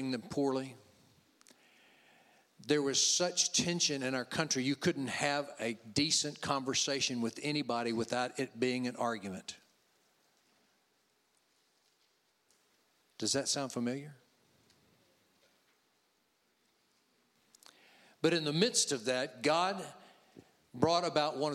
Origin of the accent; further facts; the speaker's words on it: Louisiana, United States; I'm from Louisiana